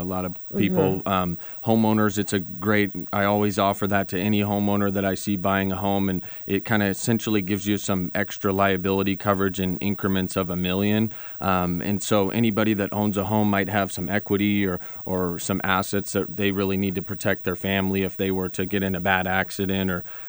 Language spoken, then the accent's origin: English; Phoenix, Arizona, United States; Sure. So I grew up in Phoenix.